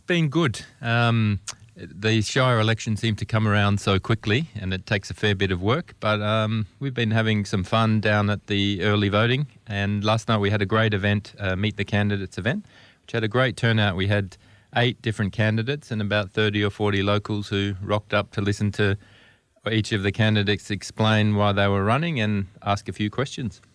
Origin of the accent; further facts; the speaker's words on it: Melbourne, Victoria, Australia; moved away as an adult; now in Broome, Australia; I come from Melbourne, from the other side of the country